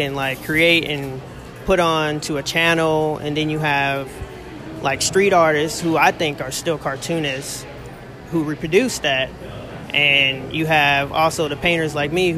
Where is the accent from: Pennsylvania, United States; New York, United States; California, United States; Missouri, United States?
Missouri, United States; Kansas City; I'm 21. I'm from Kansas City